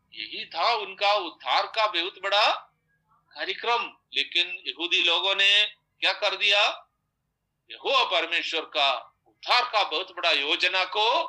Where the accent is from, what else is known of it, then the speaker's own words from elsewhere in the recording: Kerala, India; हम तो केरल में चार बार खाते हैं